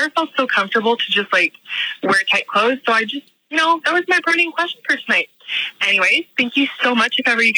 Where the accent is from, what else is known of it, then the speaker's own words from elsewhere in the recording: Montreal, Quebec, Canada; from Canada. I'm from Montreal, Quebec